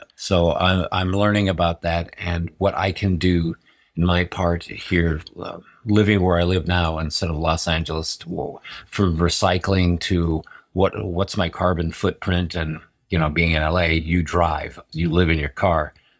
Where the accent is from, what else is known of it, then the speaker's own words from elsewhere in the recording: Berlin, Germany; born there; I was born in Berlin, and watching this carousel go around